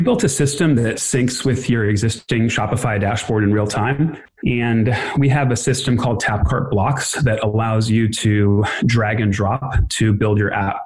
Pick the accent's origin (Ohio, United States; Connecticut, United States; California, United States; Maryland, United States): California, United States; Los Angeles; also born or lived in New York; i was born in new york when i was one my parents moved to uh, the los angeles area grew up in this area close to santa monica